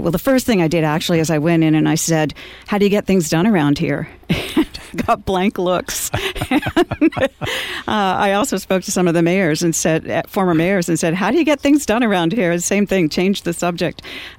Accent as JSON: {"language": "English", "town": "Fresno", "region": "California", "country": "United States", "tie": "born or raised there", "also_born_or_lived": "Texas / Kansas / Ohio", "said": "But I feel like I grew up in California because from the time I was 11 until I went away to college in Idaho, I lived in Fresno, California. So I call Fresno my home."}